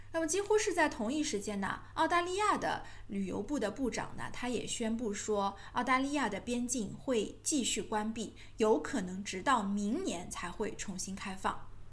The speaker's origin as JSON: {"language": "Chinese", "country": "China", "said": "那这个政策跟我们中国人有什么关系呢"}